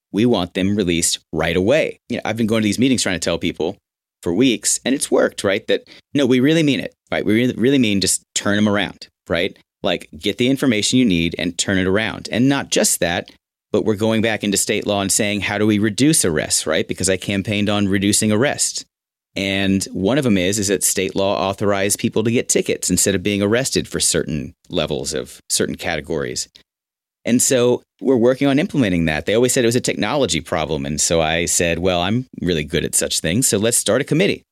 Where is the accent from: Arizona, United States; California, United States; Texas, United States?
Texas, United States; Houston; moved away as an adult; also born or lived in Austin / New York / Los Angeles; my hometown